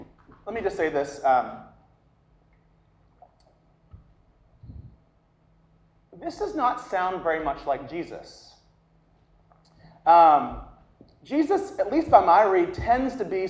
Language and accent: English; the South, United States; I'm from the South, I say oil.